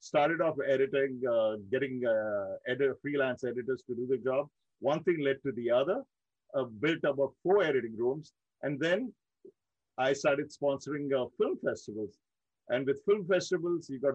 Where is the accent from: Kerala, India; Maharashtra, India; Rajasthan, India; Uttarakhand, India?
Maharashtra, India; Mumbai; moved away as an adult; also born or lived in Dubai; now in United States; I born and raised in India, in one of my most close to my heart cities, Mumbai, India